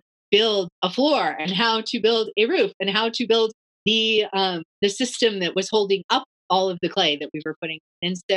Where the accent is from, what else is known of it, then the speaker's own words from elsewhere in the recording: Washington, United States; also born or lived in Barcelona / Guatemala; now in North Carolina, United States; I grew up in Washington State